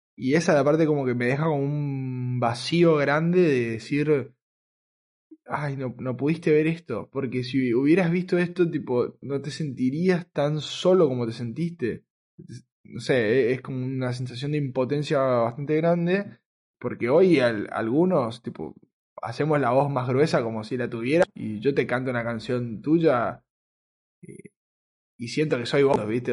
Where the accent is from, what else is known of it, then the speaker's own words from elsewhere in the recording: Argentina; el, argentino que, soy, y, era